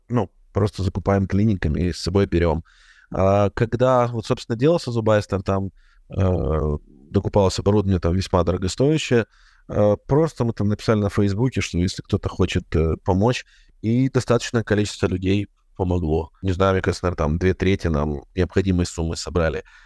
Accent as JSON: {"language": "Russian", "country": "Ukraine", "said": "я, как и все украинцы"}